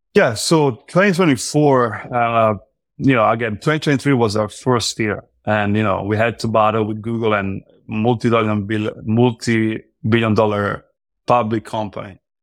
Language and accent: English; Italy; now in United States; now I live in the U S, but I'm from Europe, I'm from Italy